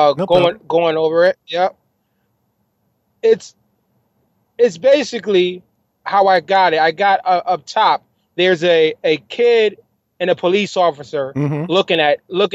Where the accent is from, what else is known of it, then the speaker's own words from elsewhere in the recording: Bridgeport, Connecticut, United States; when I was growing up in Trumbull Gardens